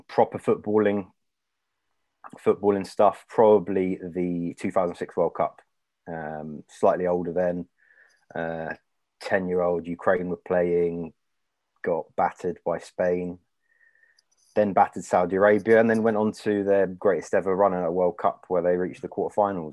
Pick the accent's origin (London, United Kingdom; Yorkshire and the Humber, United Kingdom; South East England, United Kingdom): London, United Kingdom; I've been born and raised in London and lived here my whole life.